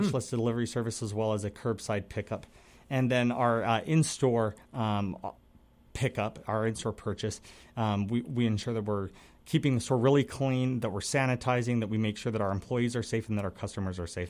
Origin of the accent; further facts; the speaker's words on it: Salt Lake City, Utah, United States; also born or lived in Minnesota; now in Wisconsin, United States; I'm from Salt Lake